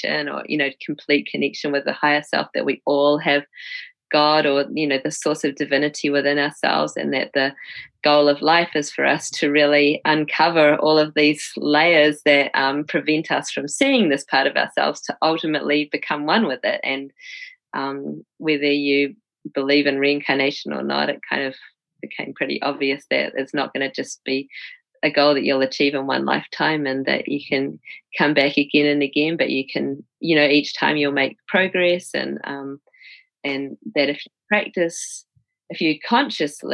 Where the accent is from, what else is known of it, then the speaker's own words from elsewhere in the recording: Christchurch, Canterbury, New Zealand; moved away as an adult; also born or lived in Wellington, New Zealand / New York, United States; I'm from Christchurch.